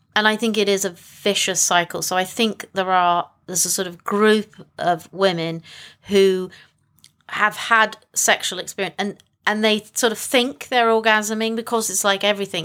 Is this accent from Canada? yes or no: no; England, United Kingdom; I am from England.